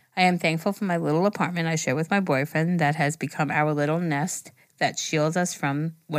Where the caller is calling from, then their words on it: Italy; I am from Italy.